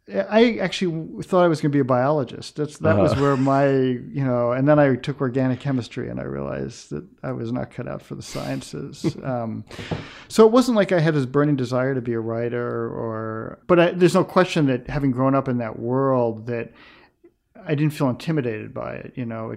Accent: New York City, New York, United States; I grew up in a very integrated community. I grew up on the West Side of New York in the 1960s, very different West Side than it is today.

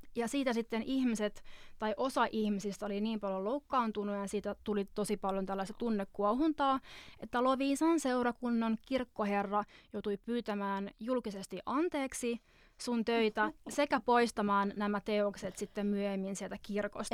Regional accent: Finland; moved away; tuolta mä oon kotoisin

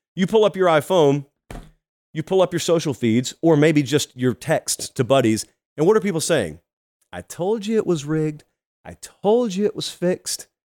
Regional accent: Georgia, United States; my home state of Georgia

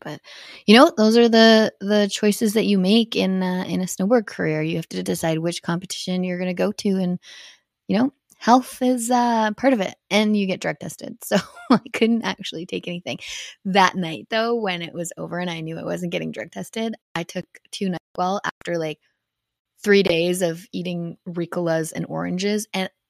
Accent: Canada; being a Canadian at X Games is a lot different than being an American because I had Canadian sponsors

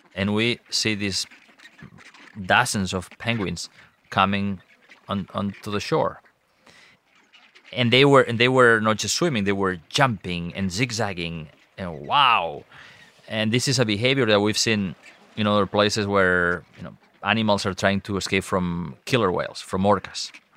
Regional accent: Costa Brava, Catalonia, Spain; I grew up on the Mediterranean coast of Spain and the Costa Brava in, in Catalonia

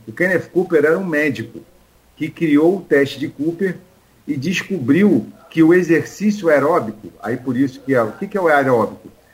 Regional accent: Rio de Janeiro, Brazil; lá no Rio, eu sou carioca

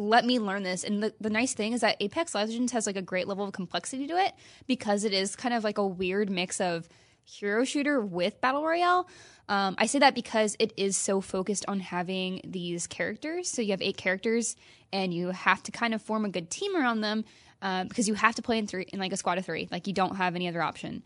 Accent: Midwest, United States; now in California, United States; I grew up in the Midwest.

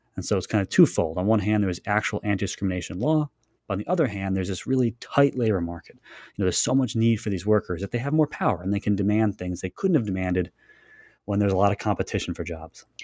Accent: Long Island, New York, United States; I was born on Long Island

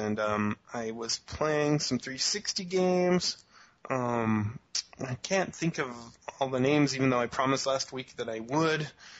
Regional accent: Brazil; I come from Brazil.

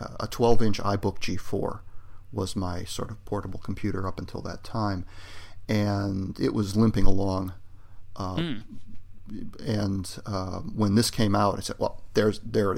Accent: United States; I'm an American

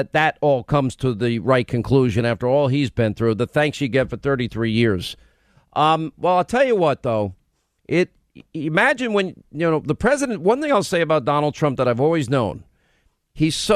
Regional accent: New York, United States; I grew up in New York

